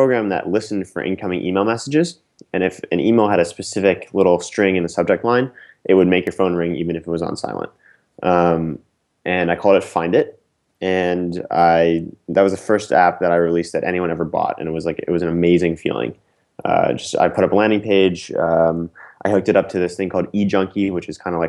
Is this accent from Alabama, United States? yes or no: no; Princeton, New Jersey, United States; moved away as an adult; also born or lived in Philadelphia, Pennsylvania; now in New York City, United States; I grew up in Princeton, New Jersey